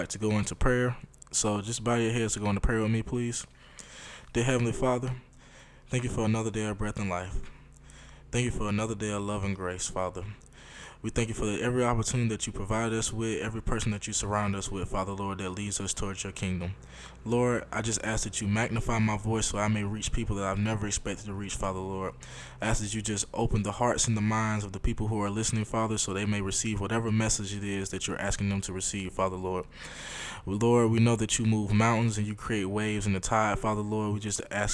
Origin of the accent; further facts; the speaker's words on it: Montgomery, Alabama, United States; I grew up in Montgomery, Alabama, and my home church back home is Maggie Street